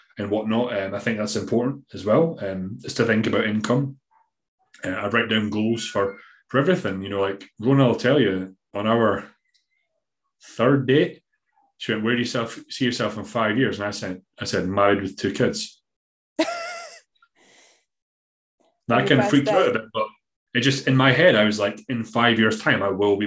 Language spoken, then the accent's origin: English; Scotland, United Kingdom; accent: Scottish; my Scottish accent